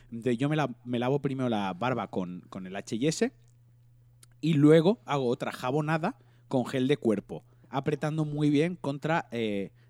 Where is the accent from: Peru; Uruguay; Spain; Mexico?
Spain; Valencian Community